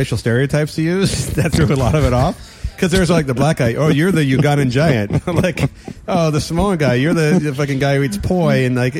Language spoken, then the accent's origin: English; California, United States; I am from the Bay Area. I'm so happy with this.